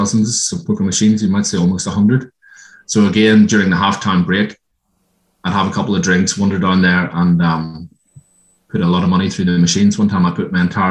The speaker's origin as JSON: {"language": "English", "country": "Ireland", "tie": "born or raised there", "moved": "as an adult", "lives_now": "Australia", "said": "I grew up in Ireland. Came out here in 1999, married a local girl"}